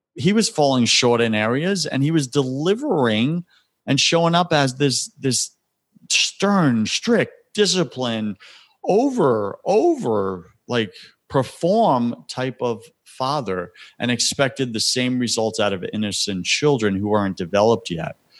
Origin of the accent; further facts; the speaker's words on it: Long Island, New York, United States; now in Tampa, United States; I'm from Long Island, born and raised on